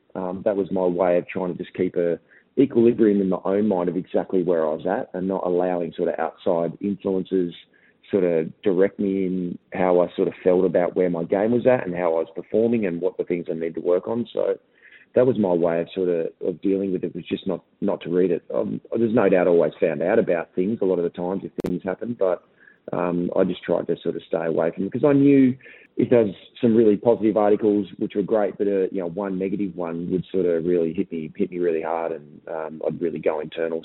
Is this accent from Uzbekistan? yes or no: no; Ipswich, Queensland, Australia; growing up in Ipswich